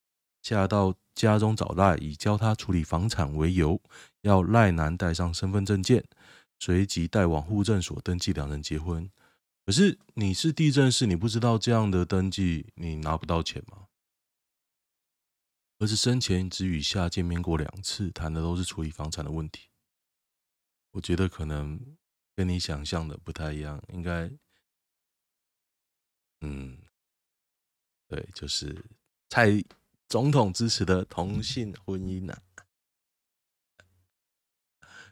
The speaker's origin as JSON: {"language": "Chinese", "town": "Xiangshan", "region": "Hsinchu City", "country": "Taiwan", "tie": "born or raised there", "said": "香山，我的故乡。"}